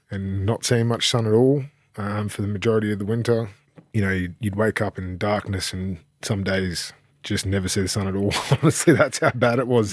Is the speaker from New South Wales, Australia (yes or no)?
yes; Sydney, New South Wales, Australia; moved away as an adult; also born or lived in United Kingdom; now in Mackay, Australia; I grew up in Avalon, Manly.